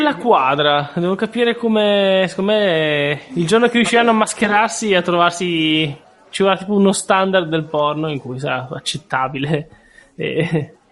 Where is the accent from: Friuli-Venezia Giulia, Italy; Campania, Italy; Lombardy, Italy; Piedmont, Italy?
Piedmont, Italy; Racconigi; io sono di Racconigi